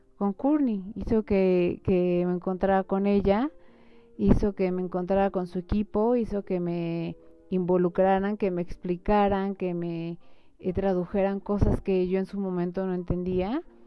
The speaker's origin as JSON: {"language": "Spanish", "country": "Mexico", "said": "nosotros como mexicanos"}